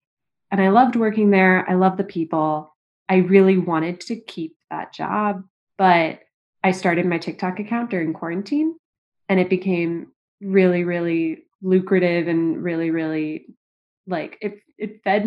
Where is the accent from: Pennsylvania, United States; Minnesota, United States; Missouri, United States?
Missouri, United States; St. Louis; moved away as an adult; also born or lived in Hong Kong; now in New York, United States; originally from St. Louis, Missouri. Then my family lived in Hong Kong for 5 years. Yeah. So age 4 to 10, I lived